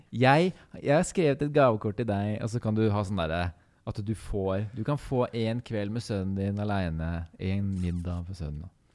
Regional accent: Kongsberg, Buskerud, Norway; Vi er to venner fra Kongsberg

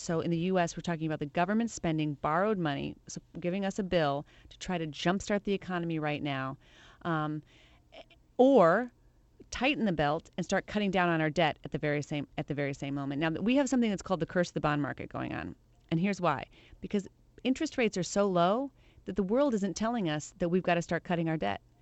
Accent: Le Claire, Iowa, United States; moved away; I am from Iowa. You're right, La Claire, Iowa

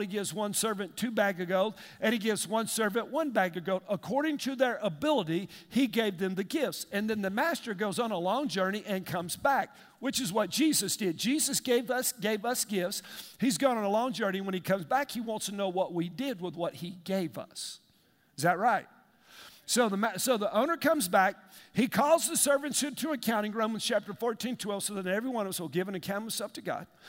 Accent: United States; I grew up in East Lake.

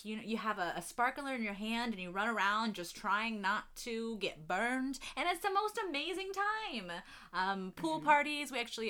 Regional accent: Matthews, North Carolina, United States; I grew up in North Carolina, Matthews, North Carolina, for anyone who's familiar.

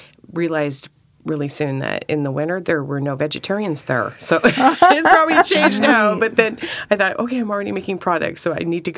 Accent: Sacramento, California, United States; now in Oregon, United States; No, I'm actually from Sacramento.

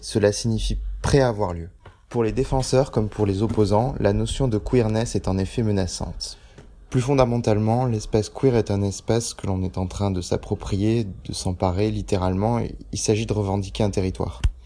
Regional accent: Beirut, Beirut Governorate, Lebanon; now in Paris, France; je suis natif de Beyrouth

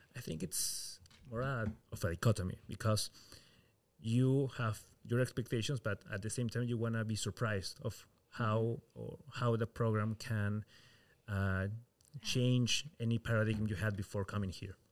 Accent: Peru; moved away as an adult; now in Rotterdam, Netherlands; I come from Peru

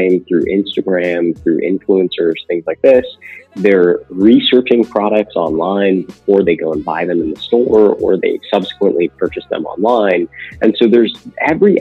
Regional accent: California, United States; I grew up in California

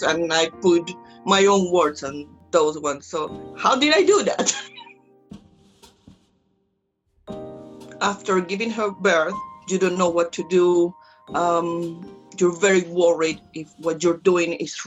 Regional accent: Colombia; English is a second language; moved away as an adult; now in England; I'm from Colombia, I speak Spanish

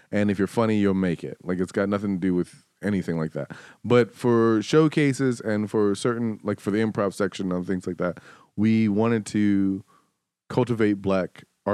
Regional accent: New York City, New York, United States; also born or lived in Detroit; I'm from Harlem

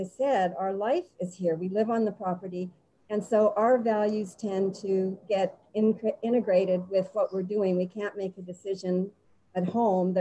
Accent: Winnipeg, Manitoba, Canada; moved away as an adult; I'm from Winnipeg, Canada

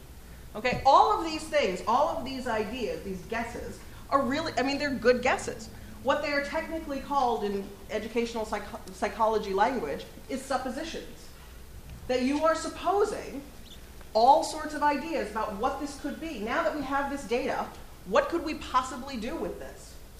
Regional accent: Kentucky, United States; the first buildings in Boston are very different from the ones that we still have in where I grew up in Kentucky.

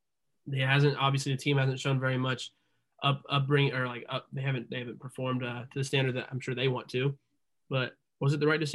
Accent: Indiana, United States; we're all from Indiana

